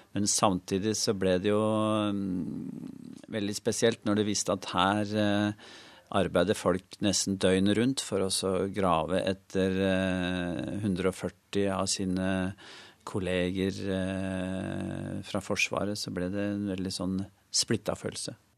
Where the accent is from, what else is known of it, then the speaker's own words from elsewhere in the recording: Norway; vi kom fra Norge eh, og et land som ligger nesten på andre siden av kloden